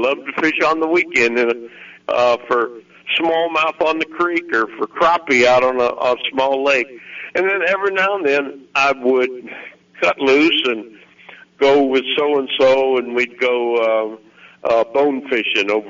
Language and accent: English; Missouri, United States; moved away as an adult; now in Arkansas, United States; I was from Missouri